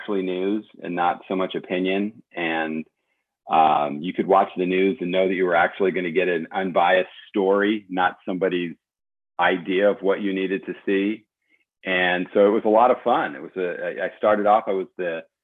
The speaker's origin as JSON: {"language": "English", "region": "California", "country": "United States", "tie": "born or raised there", "also_born_or_lived": "East Coast", "moved": "as an adult", "said": "I grew up like half on the East Coast, half on the West Coast, but junior high and high school in California."}